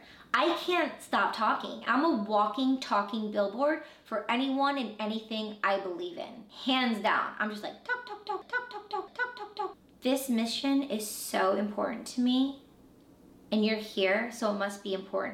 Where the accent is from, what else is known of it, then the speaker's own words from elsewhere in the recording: Michigan, United States; I was born in Michigan